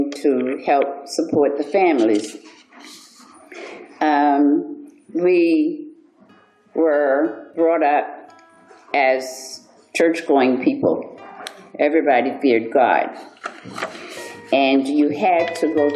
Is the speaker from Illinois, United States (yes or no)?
no; Levy County, Florida, United States; I was born in Levy County, not in Rosewood, but I was born in Levy County